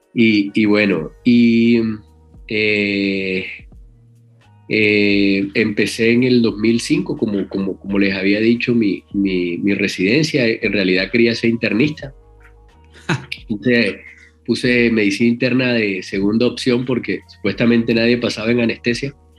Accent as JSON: {"language": "Spanish", "town": "El Banco", "region": "Magdalena", "country": "Colombia", "tie": "born or raised there", "also_born_or_lived": "Barranquilla", "said": "nací en el Banco Magdalena, pueblo del, del, del, Magdalena, muy, muy cerca a Santa Marta"}